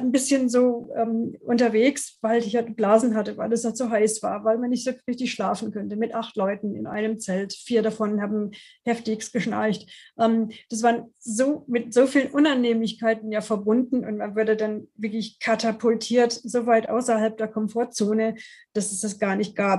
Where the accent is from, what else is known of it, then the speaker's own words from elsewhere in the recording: Washington, District of Columbia, United States; German is a second language; moved away as an adult; now in Freiburg, Germany; ich komme ursprünglich aus den USA, aus Washington, D.C. und bin zum Studium ähm, 88 nach Deutschland gekommen